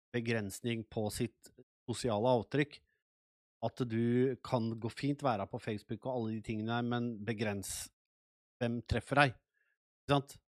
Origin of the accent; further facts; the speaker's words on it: Nes, Akershus, Norway; moved away as an adult; also born or lived in Sweden; Jeg er født og oppvokst i Nes, jeg har bodd her i 30 år